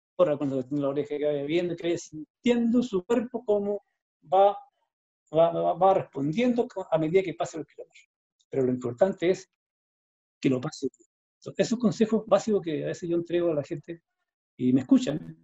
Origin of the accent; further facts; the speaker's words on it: Chile; lo hice todo en Chile. ¿ya? Lo hice en mi país.